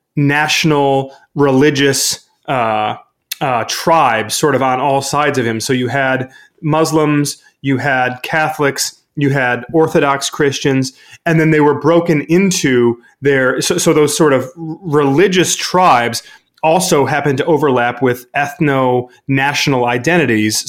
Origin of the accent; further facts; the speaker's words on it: Brighton, Michigan, United States; my hometown in Brighton, Michigan